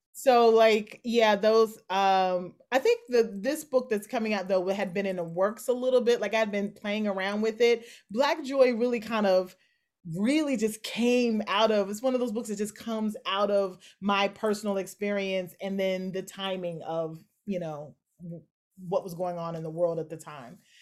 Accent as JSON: {"language": "English", "region": "Kentucky", "country": "United States", "tie": "born or raised there", "also_born_or_lived": "Philadelphia", "moved": "yes", "said": "I'm born and raised in Kentucky"}